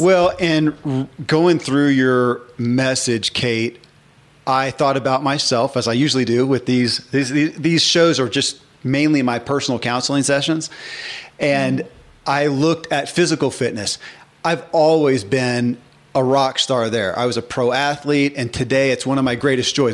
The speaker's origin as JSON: {"language": "English", "region": "the Bible Belt", "country": "United States", "tie": "born or raised there", "said": "I grew up in the Bible Belt"}